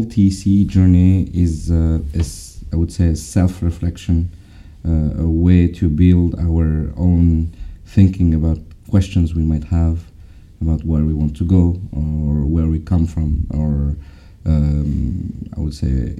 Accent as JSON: {"language": "English", "region": "Brittany", "country": "France", "said": "I'm French. I'm from Brittany, in the west of France."}